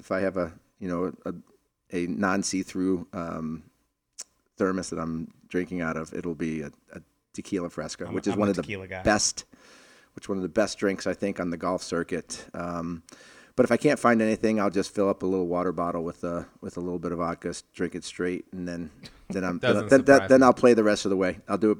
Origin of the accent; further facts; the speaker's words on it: Boston, Massachusetts, United States; So I grew up in Boston, and you know, during the 70s, and Rick Middleton was my idol. I actually moved around a lot